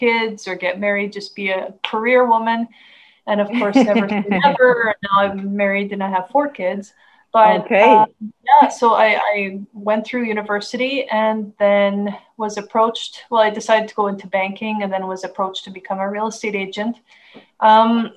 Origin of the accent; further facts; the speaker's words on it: Canada; I'm from Canada. And I live the rural life